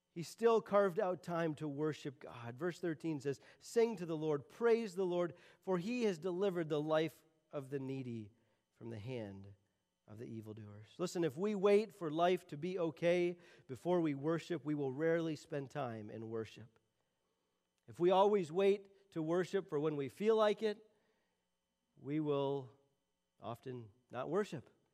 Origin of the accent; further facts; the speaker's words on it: Michigan, United States; I'm from Michigan. I live in Michigan, and we don't have these things called mountains